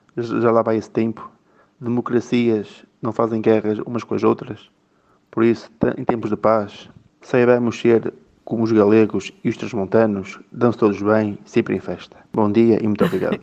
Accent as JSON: {"language": "Portuguese", "town": "Vila Real", "region": "Norte", "country": "Portugal", "tie": "born or raised there", "moved": "as an adult", "lives_now": "Setúbal, Portugal", "said": "eu como nasci em Vila Real, vivi em Vila Real até os meus 25 anos"}